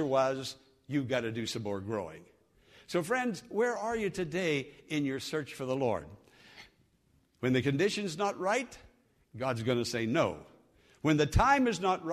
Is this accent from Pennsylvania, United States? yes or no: yes; Western Pennsylvania, United States; moved away